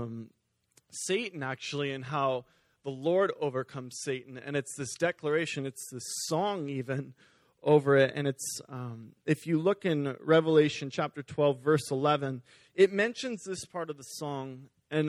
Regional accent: Beaverton, Oregon, United States; also born or lived in California; we moved up here, and I've been attending Beaverton Foursquare actually my entire life since I was 4 years old

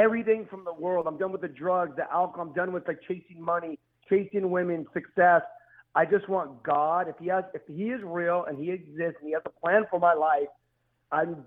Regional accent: Los Angeles, California, United States; I'm out here from Los Angeles, California

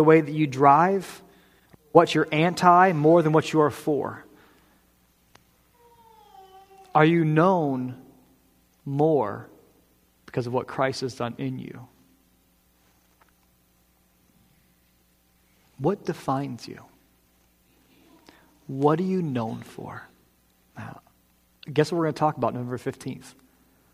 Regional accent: New England, United States; I am a proud New Englander. This is where I'm from.

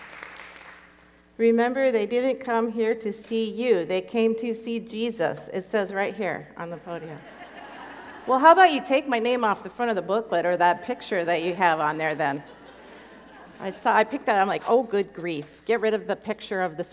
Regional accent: Copper River Basin, Alaska, United States; I'm from Alaska. I grew up 200 miles inland from Anchorage in the Copper River Basin.

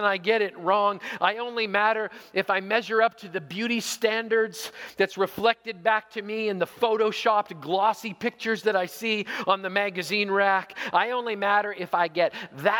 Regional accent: Canada; also born or lived in Zweibrücken, Germany; As a Canadian

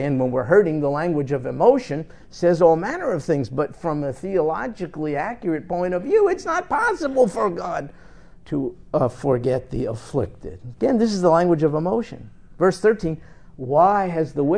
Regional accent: New York, United States; my time when I grew up in New York

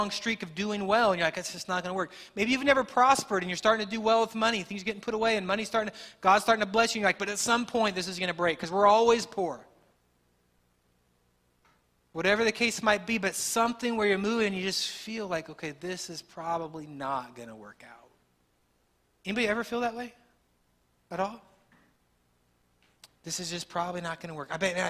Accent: Texas, United States; As a Texan

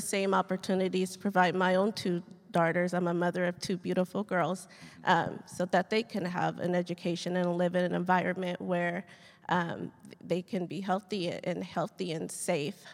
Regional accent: Riverside, California, United States; moved away as an adult; also born or lived in Lakewood, California; now in Fort Worth, United States; I was born in Lakewood, California, uh, but I was actually raised in Riverside

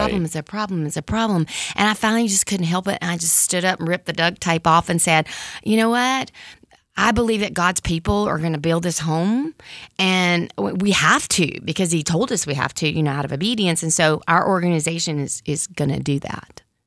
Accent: Mississippi, United States; moved away as an adult; also born or lived in San Francisco Bay Area; I grew up in Mississippi, which they called the Bible Belt

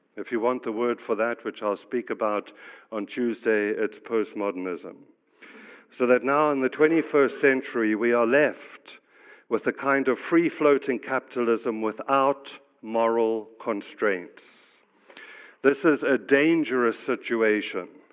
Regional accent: South Africa; moved away; I'm actually African. I grew up in South Africa. I've lived around the world

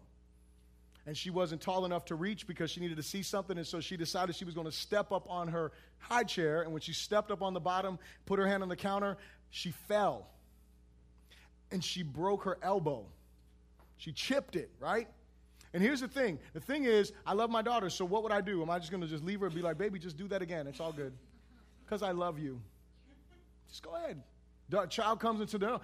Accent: United States; I'm an American

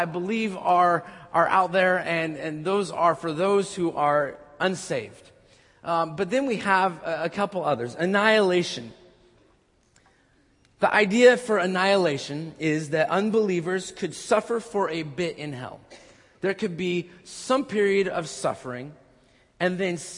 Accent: Orange, California, United States; the Orange Circle, my hometown over there

